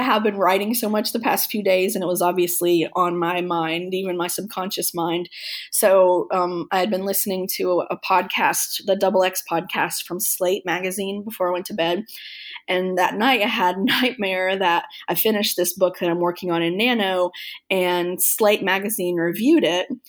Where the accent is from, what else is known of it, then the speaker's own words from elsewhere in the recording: Kentucky, United States; moved away; my hometown in Kentucky